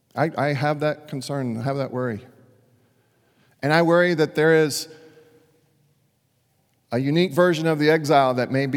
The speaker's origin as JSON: {"language": "English", "town": "Dallas", "region": "Texas", "country": "United States", "tie": "born or raised there", "said": "Now, this actually happened to my chosen hometown team. I grew up in Dallas for a little while and became a Rangers fan"}